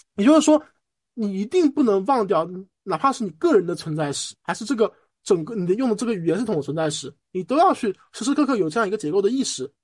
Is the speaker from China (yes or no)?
yes; Shanghai, China; 我本身上海长大了